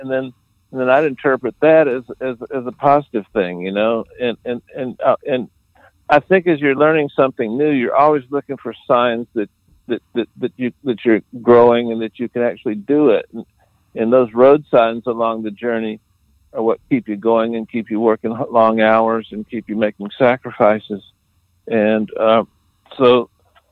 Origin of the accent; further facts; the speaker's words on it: South Florida, United States; moved away; also born or lived in Atlanta; I'm actually from Florida, South Florida